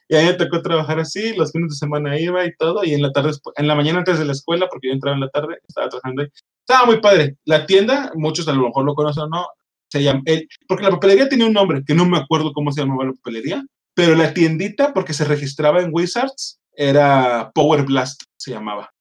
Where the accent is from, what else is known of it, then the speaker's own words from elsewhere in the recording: Monterrey, Nuevo León, Mexico; now in Querétaro, Mexico; yo soy de Monterrey, Monterrey es muy grande. Yo no, yo tenía 15 años entonces